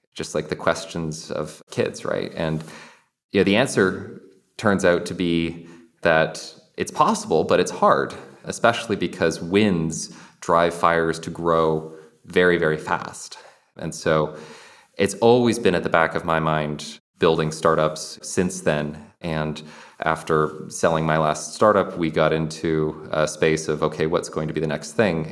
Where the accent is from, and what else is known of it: Kelowna, British Columbia, Canada; born or raised there; moved away